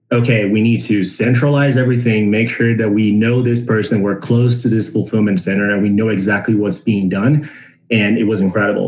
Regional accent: Brazil; moved away as an adult; also born or lived in San Francisco, United States; now in United States; I was born and raised in Brazil. And I moved to the United States in 2017

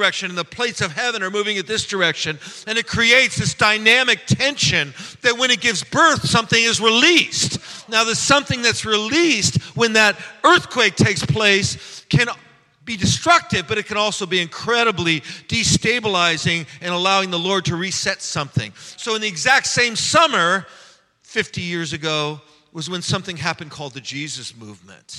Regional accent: San Francisco, California, United States; I was raised in San Francisco by hippie parents.

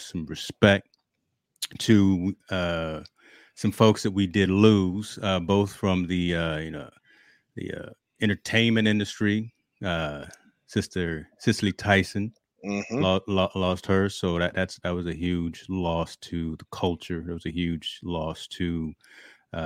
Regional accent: East Coast, United States; now in West Coast, United States; I'm from the East Coast, so, you know, I call them thermals

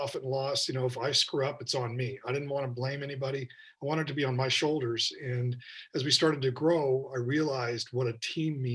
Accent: Victoria, British Columbia, Canada; Growing up in Victoria was great

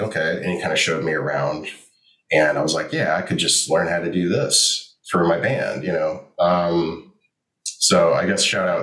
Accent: Tampa, Florida, United States; now in Orlando, United States; I'm born and raised Floridian.

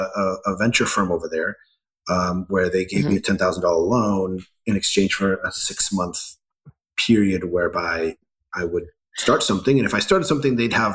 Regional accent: Ecuador; moved away; also born or lived in Scotland; Although I was born in Scotland, I grew up in Ecuador in part to a Scottish father, Ecuadorian mother

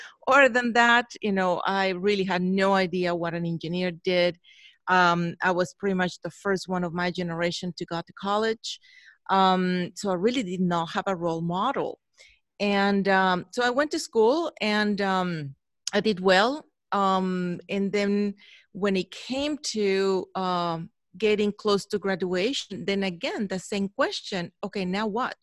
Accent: Mexico; moved away as an adult; now in Chicago, United States; I was born in Mexico, born and raised there in Mexico, went to school there.

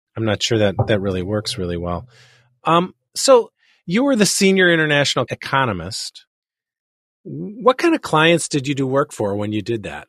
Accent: Chicago, Illinois, United States; I'm Chicagoan

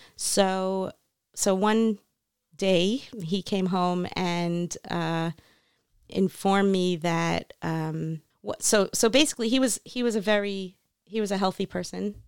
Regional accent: North Miami Beach, Florida, United States; moved away as an adult; also born or lived in New York; now in Israel; I grew up in North Miami Beach, Florida.

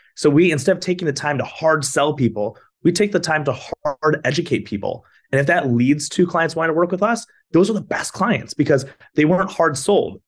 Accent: Michigan, United States; moved away as an adult; now in Florida, United States; Michigan, where I'm from

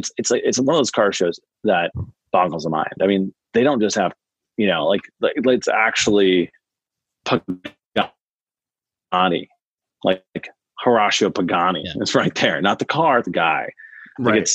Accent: Midwest, United States; I'm from the Midwest

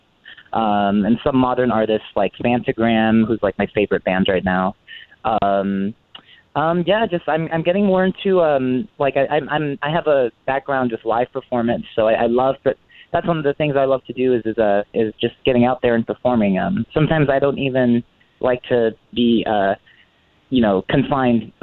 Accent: Coachella Valley, California, United States; I am a Coachella Valley native, born and raised. I'm 26 now. Yeah, I've been here my whole life

